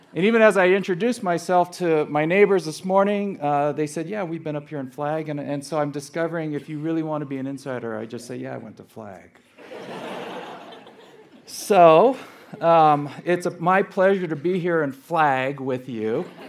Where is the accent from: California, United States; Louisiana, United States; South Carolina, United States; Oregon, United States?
California, United States; Los Angeles; also born or lived in Scottsdale, Arizona; was born and raised in Los Angeles